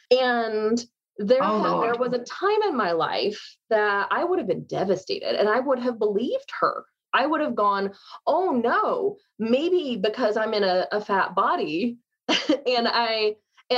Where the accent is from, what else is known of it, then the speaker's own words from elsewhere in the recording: United States; As an American